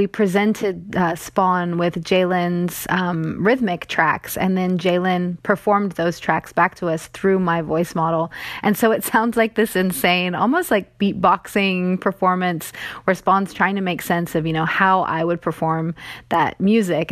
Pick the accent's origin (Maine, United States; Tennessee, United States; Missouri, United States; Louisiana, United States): Tennessee, United States; East; I'm from East Tennessee